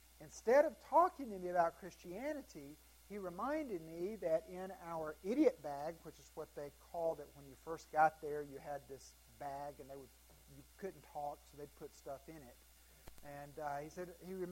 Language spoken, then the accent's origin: English; Greenville, South Carolina, United States; I grew up in Greenville, South Carolina